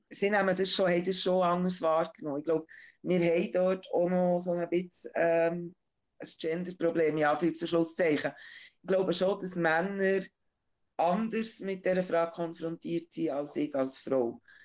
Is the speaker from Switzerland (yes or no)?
yes; Bern, Switzerland; meiner Heimatstadt